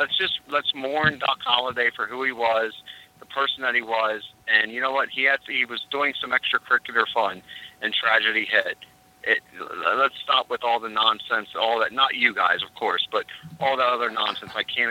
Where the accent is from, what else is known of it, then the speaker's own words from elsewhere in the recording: Philadelphia, Pennsylvania, United States; now in Florida, United States; I'm from Philly.